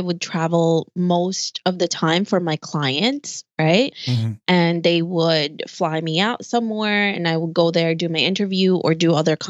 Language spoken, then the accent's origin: English; New York City, New York, United States; especially since I'm a New Yorker and it's just city over here.